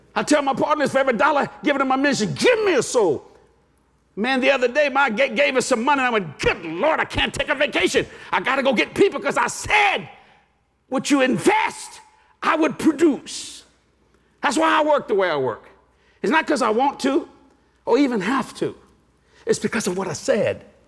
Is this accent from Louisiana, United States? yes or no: yes; Cajun, Louisiana, United States